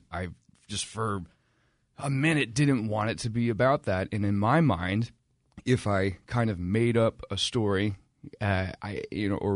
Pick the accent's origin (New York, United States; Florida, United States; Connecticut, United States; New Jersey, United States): New Jersey, United States; Rumson; also born or lived in Boston; I'm from Rumson, New Jersey